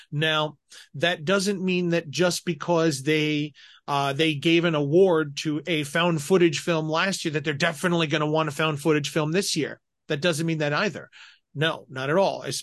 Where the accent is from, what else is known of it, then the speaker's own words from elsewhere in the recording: Colorado, United States; I grew up in Colorado